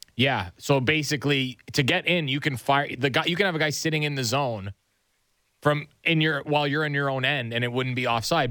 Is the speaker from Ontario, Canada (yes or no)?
yes; Nobleton, Ontario, Canada; My hometown